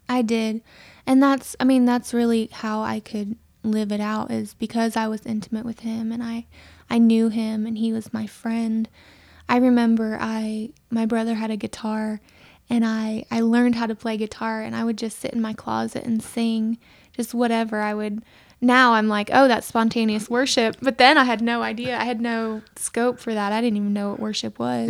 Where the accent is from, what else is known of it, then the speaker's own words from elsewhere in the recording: Aiken, South Carolina, United States; moved away as an adult; also born or lived in California; I grew up here in Aiken, um, in a, in a Mennonite community